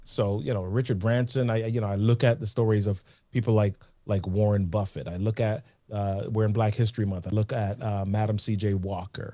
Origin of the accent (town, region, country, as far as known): Jamaica; born or raised there; moved away